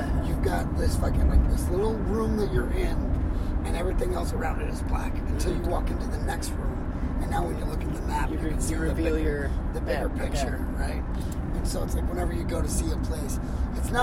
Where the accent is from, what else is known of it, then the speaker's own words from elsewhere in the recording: Dallas, Texas, United States; I grew up in the Dallas-Fort Worth area